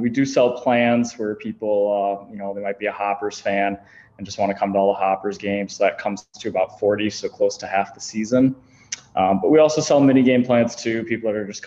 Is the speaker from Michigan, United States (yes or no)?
yes; Shelby Township, Michigan, United States; I grew up in Shelby Township